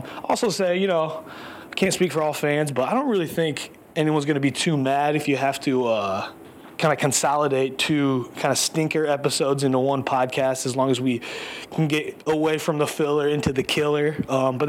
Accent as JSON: {"language": "English", "town": "Chicago", "region": "Illinois", "country": "United States", "moved": "yes", "lives_now": "New York, United States", "said": "I'm a Chicagoan, a happy Chicagoan, currently living in New York"}